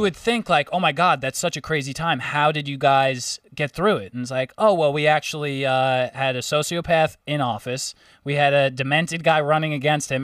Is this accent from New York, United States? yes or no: yes; New York, United States; I'm from New York